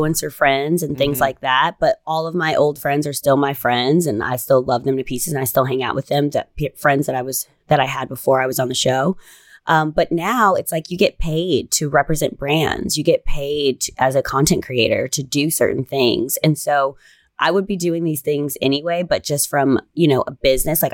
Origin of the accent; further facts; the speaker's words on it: Chicago, Illinois, United States; moved away as an adult; also born or lived in Los Angeles / New York; I'm from Chicago. Yeah. You know, I've always lived in a city